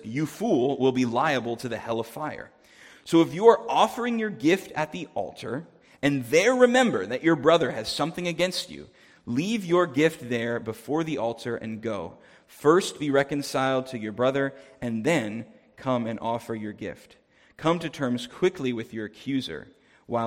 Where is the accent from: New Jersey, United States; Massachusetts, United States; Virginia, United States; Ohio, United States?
New Jersey, United States; moved away as an adult; now in Winnipeg, Canada; I'm originally from New Jersey, so farmland is not something I grew up seeing very much